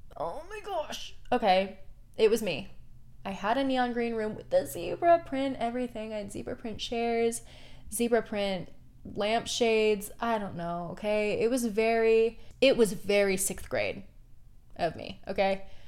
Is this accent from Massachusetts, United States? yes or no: no; Portland, Oregon, United States; I grew up in Portland, Oregon